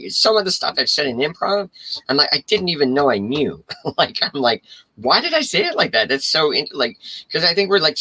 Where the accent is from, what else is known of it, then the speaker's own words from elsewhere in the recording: Canada; I'm also Canadian as well